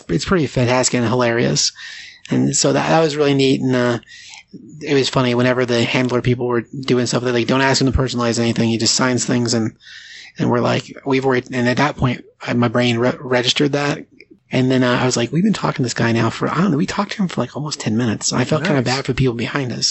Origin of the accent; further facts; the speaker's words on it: Grand Junction, Colorado, United States; we're from Grand Junction.